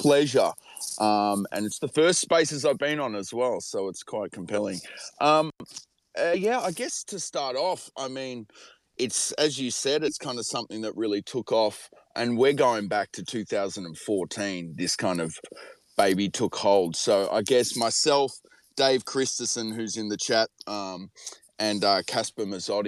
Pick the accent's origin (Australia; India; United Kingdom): Australia; we're obviously Australian